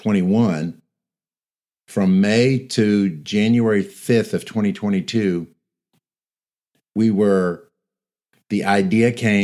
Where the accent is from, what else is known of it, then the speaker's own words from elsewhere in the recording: Louisiana, United States; moved away as an adult; now in Middle Tennessee, United States; I was born and raised in Louisiana